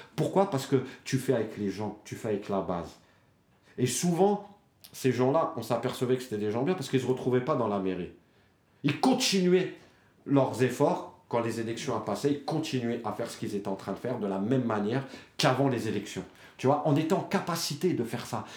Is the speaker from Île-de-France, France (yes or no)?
yes; Dammarie-les-Lys, Île-de-France, France; now in Choisy-le-Roi, France; il y a des petites villes comme chez nous, à Damarie